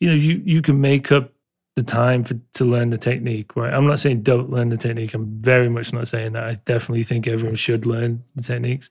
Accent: Leeds, Yorkshire and the Humber, United Kingdom; now in London, United Kingdom; I was born in Leeds

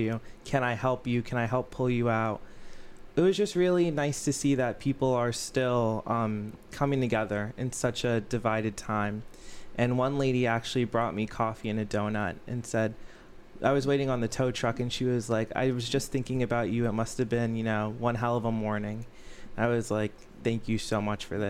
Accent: Weston, Florida, United States; I grew up in Weston.

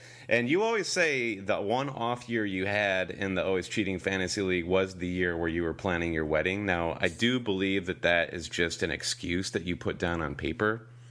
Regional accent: United States; we're American

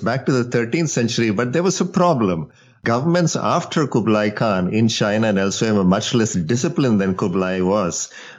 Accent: India; moved away; So I grew up in India

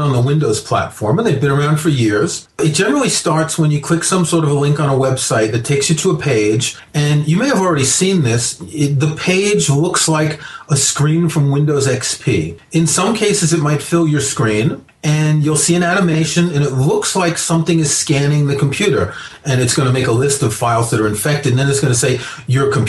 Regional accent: New York, United States; moved away; when I was growing up in New York in the 1970s

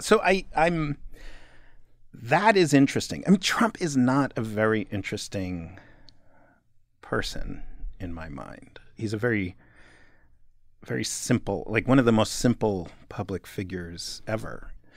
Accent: New York, United States; moved away as an adult; also born or lived in Los Angeles; as a kid growing up in New York

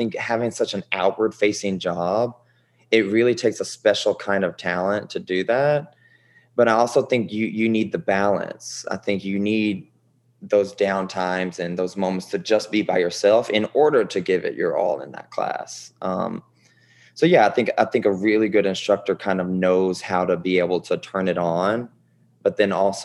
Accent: Bardstown, Kentucky, United States; moved away as an adult; also born or lived in Nashville, Tennessee / New York City / Los Angeles; now in Houston, United States; growing up in Kentucky, it was great.

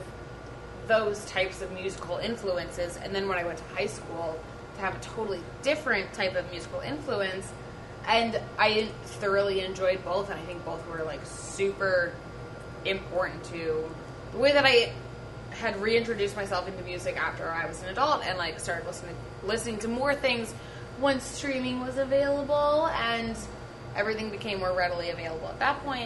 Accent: D.C., in Virginia, United States; I grew up just outside of Washington, D.C., in Virginia

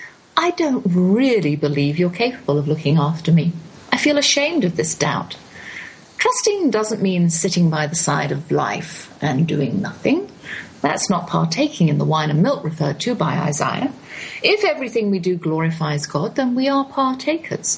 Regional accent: England, United Kingdom; moved away; also born or lived in United States; being English in America

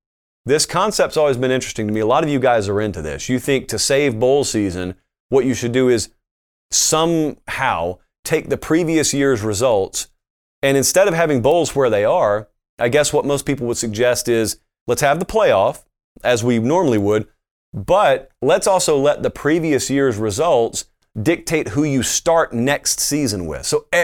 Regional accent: Southern United States, United States; But I grew up in the South, and so everybody spoke English to varying degrees and college football fluently.

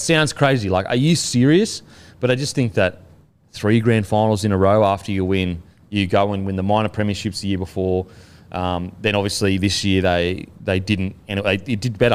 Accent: Australia; being an Aussie

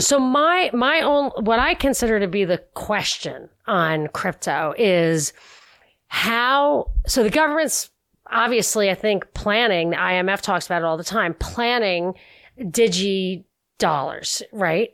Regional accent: New York, United States; as a New Yorker

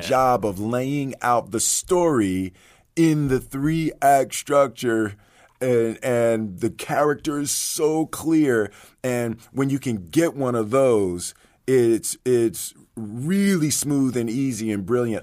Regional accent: Philadelphia, Pennsylvania, United States; I grew up in Philly

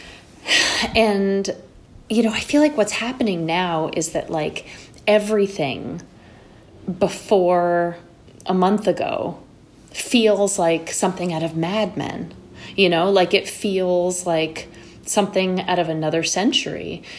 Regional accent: New York City, New York, United States; born or raised there; also born or lived in Connecticut

